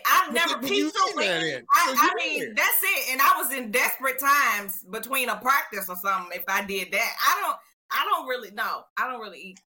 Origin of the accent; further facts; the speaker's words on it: Richmond, Virginia, United States; I'm from Richmond, which is the capital, you know, it's a little thugged out